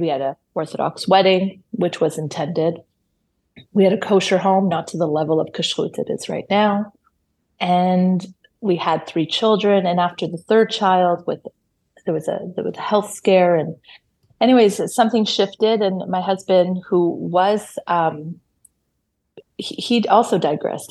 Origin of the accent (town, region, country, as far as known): Toronto, Ontario, Canada; born or raised there; first language Hebrew; English is a second language; moved away as an adult; now in Israel